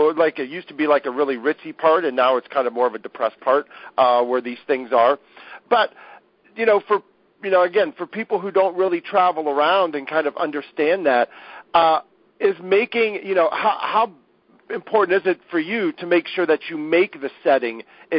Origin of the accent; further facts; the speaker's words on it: Columbus, Ohio, United States; where I grew up in Columbus, Ohio